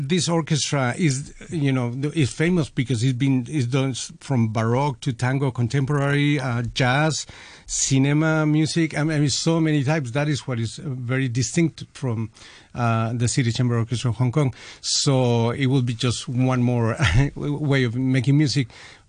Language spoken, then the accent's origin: English; Mexico; I am from Mexico